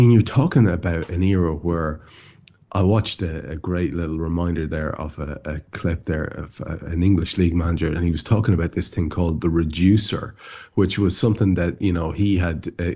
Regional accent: Ireland; As an Irishman, I have a real empathy with this, because all of my family, the area in which I grew up

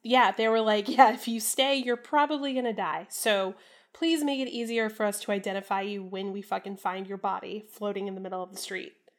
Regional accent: Central Florida, United States; moved away; I was born in Florida, and I spent my early childhood in Florida

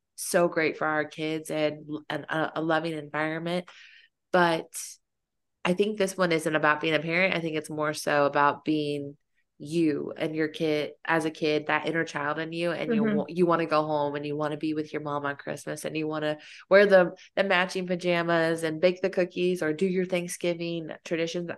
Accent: Fayetteville, United States; moved away; growing up in Fayetteville

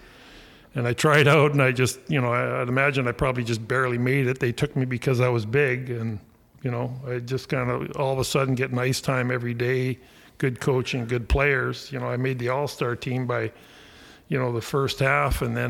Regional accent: Alaska, United States; we're from Alaska

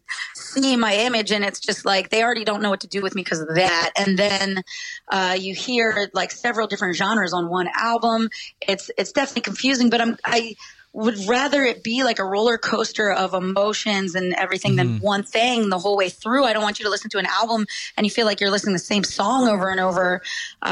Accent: Philadelphia, Pennsylvania, United States; moved away as an adult; also born or lived in Bucks County, Pennsylvania; now in Phoenix, United States; I'm from like Northeast Philly, like the outskirts of Philly my whole life

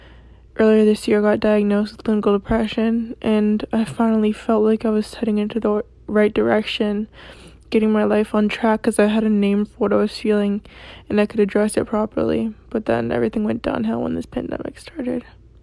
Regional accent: California, United States; I'm 17. I'm from California.

